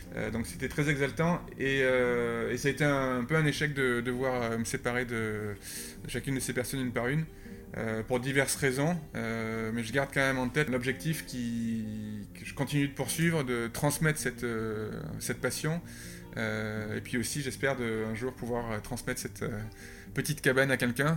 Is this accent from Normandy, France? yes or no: no; Landes, Nouvelle-Aquitaine, France; born or raised there; also born or lived in Canada / Norway; now in Paris, France